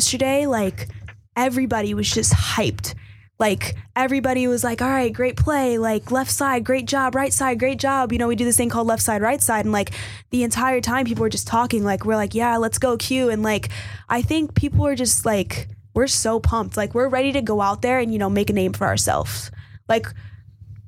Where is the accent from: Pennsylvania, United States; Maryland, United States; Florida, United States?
Florida, United States; Miami; moved away as an adult; growing up in Florida and being taught there my entire life